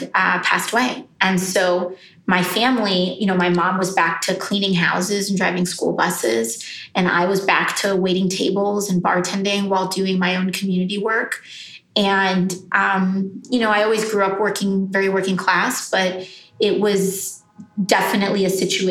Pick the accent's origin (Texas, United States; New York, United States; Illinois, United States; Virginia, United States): New York, United States; New York City; I was born in the Bronx to two really working class parents